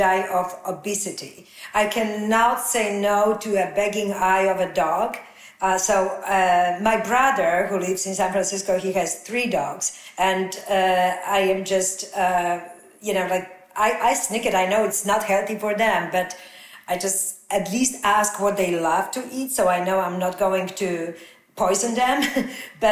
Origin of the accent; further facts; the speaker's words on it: Poland; English is a second language; moved away; growing up in Poland, where we had two channels, definitely 50 years ago.